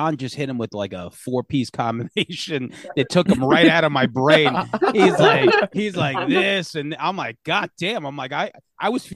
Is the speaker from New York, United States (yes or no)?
yes; New York City, New York, United States; growing up in Queens, you know, growing up non-white for sure